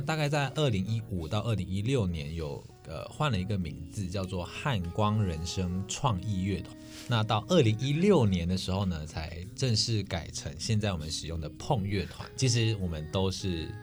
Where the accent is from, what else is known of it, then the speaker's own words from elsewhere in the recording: Malaysia; now in Taiwan; 因为我是马来西亚人，我是来台湾念书的